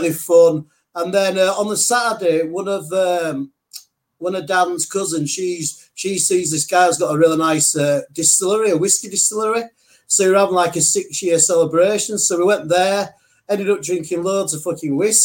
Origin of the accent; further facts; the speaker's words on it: England, United Kingdom; I'm English.